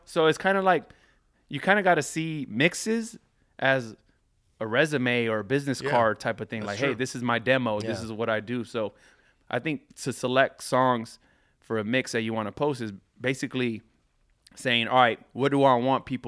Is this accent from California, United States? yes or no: yes; Carson, California, United States; I grew up in Carson.